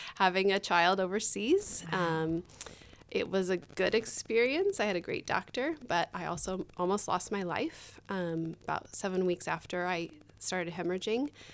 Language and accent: English; Tempe, Arizona, United States; also born or lived in Indonesia; I grew up here in Tempe, um, went to school here